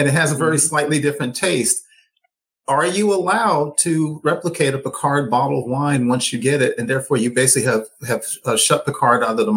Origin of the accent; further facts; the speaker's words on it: Texas, United States; I'm a Texan